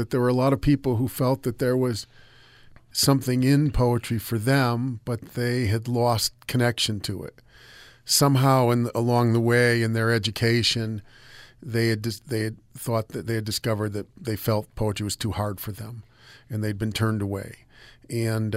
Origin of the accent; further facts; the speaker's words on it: United States; I'm an American